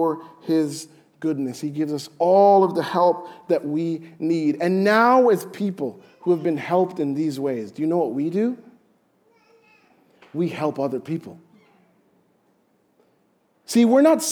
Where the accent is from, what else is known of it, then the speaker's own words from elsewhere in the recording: Jamaica; I'm Jamaican